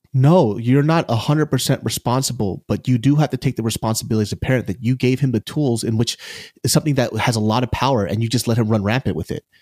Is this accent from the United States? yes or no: yes; United States; I'm Asian American